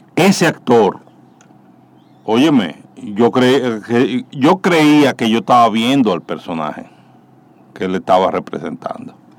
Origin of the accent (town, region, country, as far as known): Dominican Republic